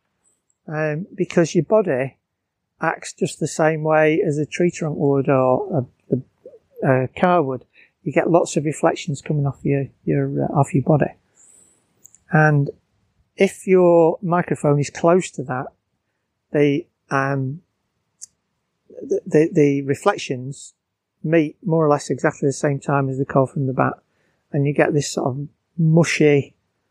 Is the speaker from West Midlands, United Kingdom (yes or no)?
no; Bolton, North West England, United Kingdom; now in Surrey, United Kingdom; I'm from Bolton